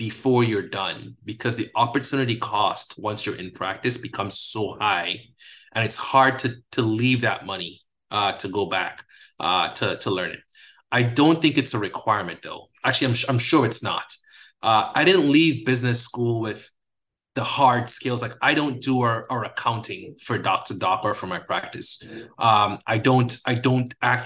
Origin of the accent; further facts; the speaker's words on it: Guyana; moved away; I'm from a developing country. I'm from Guyana, under-resourced healthcare system, a lot of poverty